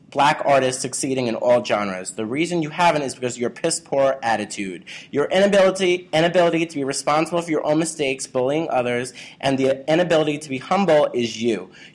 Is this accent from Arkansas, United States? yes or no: no; New York, United States; I'm from Staten Island